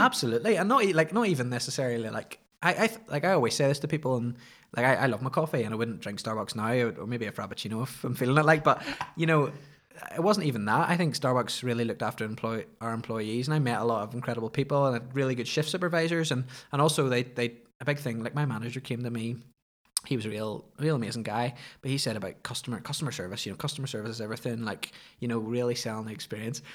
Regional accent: Ballymoney, Northern Ireland, United Kingdom; also born or lived in Belfast; where I grew up in Ballymoney, it was just outside of Ballymoney

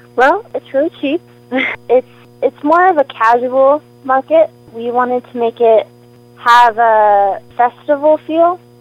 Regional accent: Tennessee, United States; now in Moscow, United States; I grew up in Tennessee, and now I live in Moscow

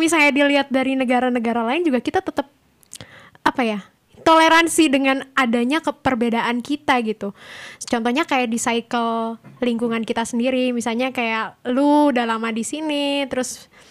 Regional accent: Java, Indonesia; Aku Jawa

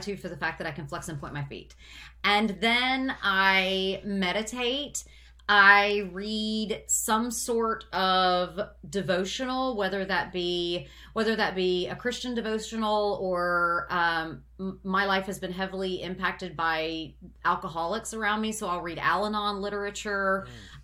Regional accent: United States; I am an American

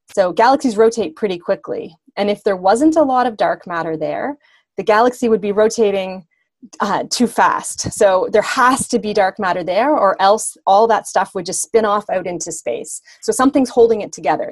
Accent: the Maritimes, Canada; also born or lived in Germany; now in Ontario, Canada; I'm originally from the east coast of Canada. So I'm from the Maritimes, but that's been a long, long time ago.

